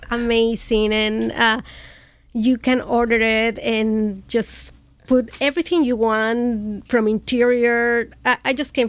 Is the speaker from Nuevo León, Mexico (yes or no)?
yes; Monterrey, Nuevo León, Mexico; accent: fresa; English is a second language; moved away as an adult; also born or lived in Morelia, Michoacán, Mexico / Washington State, United States; now in Orange County, United States; I'm from Monterrey, but I consider myself Moreliana.